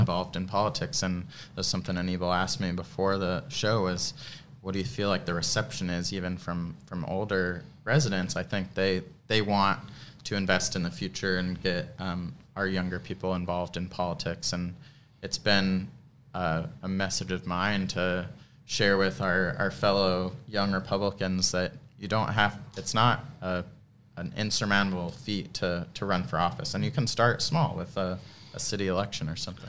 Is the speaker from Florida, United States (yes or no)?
yes; Treasure Island, Florida, United States; I grew up in Treasure Island